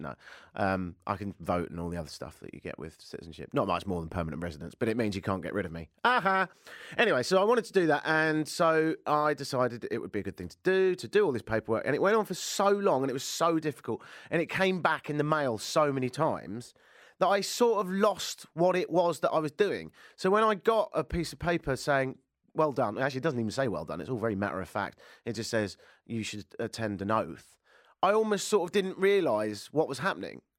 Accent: United Kingdom; moved away as an adult; also born or lived in Ireland (father); now in Toronto, Canada; I'm British

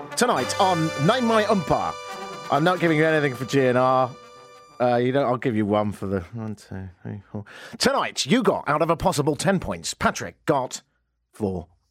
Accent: United Kingdom; now in Canada; I'm British, so I have to be shocked by everything

